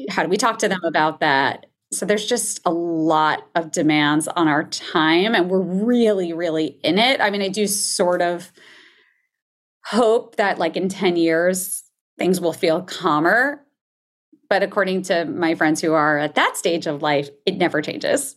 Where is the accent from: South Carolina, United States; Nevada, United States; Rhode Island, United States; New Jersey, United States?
New Jersey, United States; I grew up in New Jersey